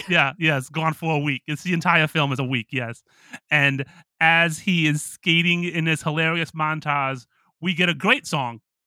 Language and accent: English; Toledo, Ohio, United States; moved away; also born or lived in Pittsburgh; my hometown in Toledo